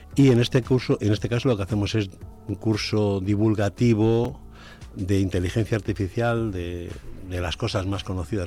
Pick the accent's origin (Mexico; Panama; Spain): Spain; Puebla de Sanabria, Castile and León; algunas cosas de la historia de mi pueblo